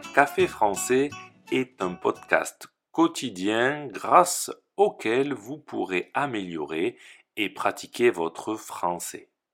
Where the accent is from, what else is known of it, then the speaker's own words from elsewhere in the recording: France; je suis français et professeur de français